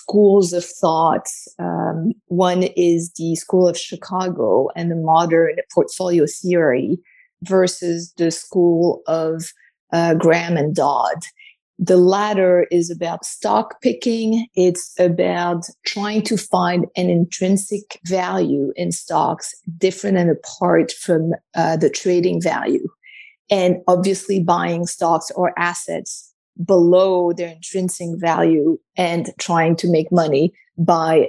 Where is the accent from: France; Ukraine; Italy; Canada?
France; Paris, Île-de-France; moved away as an adult; also born or lived in New York; I was born and raised in Paris